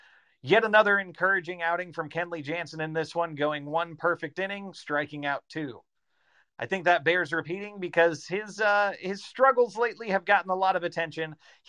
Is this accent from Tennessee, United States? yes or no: yes; Chattanooga, Tennessee, United States; I grew up in Chattanooga.